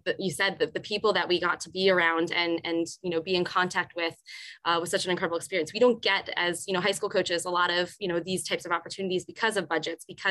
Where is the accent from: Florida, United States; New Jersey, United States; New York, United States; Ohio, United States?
New Jersey, United States; Morristown; I grew up in Morristown, New Jersey, about 15, 20 minutes from where I teach now